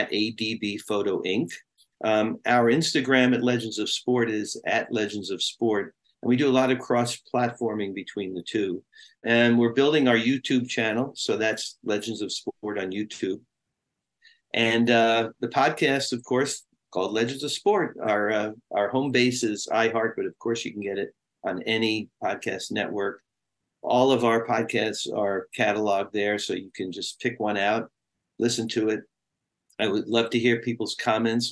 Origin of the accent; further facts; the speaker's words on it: New York City, New York, United States; now in Los Angeles, United States; growing up in Brooklyn